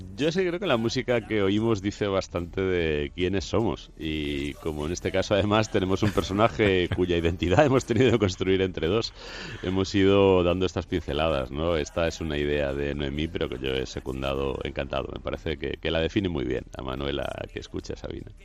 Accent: Madrid, Community of Madrid, Spain; en la capital, donde yo nací además, y decidí situar un crimen eh, justo donde yo nací, en el barrio donde yo nací

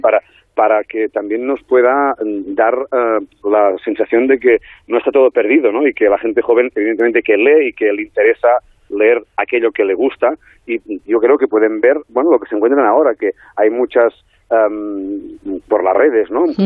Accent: Besalú, Catalonia, Spain; mi pueblo natal, en mi pueblo natal que es Besalú

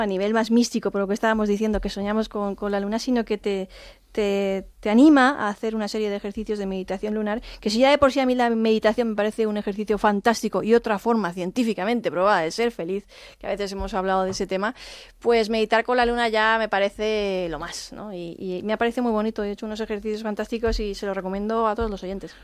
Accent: Spain; mi país

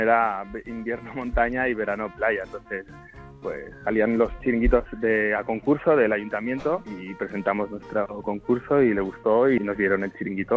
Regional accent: El Prat de Llobregat, Catalonia, Spain; mi pueblo, que es el Prat

